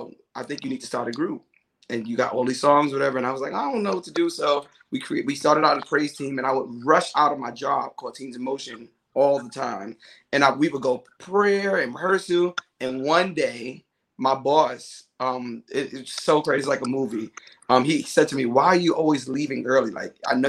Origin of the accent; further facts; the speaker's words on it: New York City, New York, United States; now in Union, New Jersey, United States; I'm from the Bronx, New York